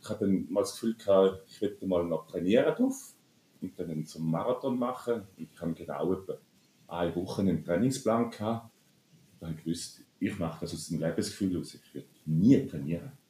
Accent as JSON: {"language": "German", "area": "Toggenburg", "region": "St. Gallen", "country": "Switzerland", "tie": "born or raised there", "said": "komme ich aus dem Toggenburg, wunderschöne Toggenburg. Und als Kind, wenn ich zum Fenster rausgeschaut habe, habe ich die sieben Kurfürsten gesehen"}